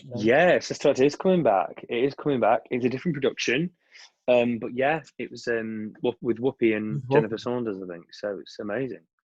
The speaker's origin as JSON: {"language": "English", "area": "Cheshire", "region": "North West England", "country": "United Kingdom", "tie": "born or raised there", "moved": "yes", "said": "I've got my mum and dad in you know in my hometown, and I can just go away and be in Cheshire."}